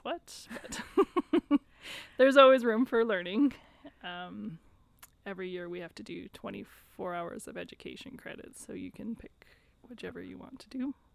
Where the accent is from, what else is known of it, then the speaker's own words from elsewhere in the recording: Wetaskiwin, Alberta, Canada; I've basically been born and raised in Wetaskiwin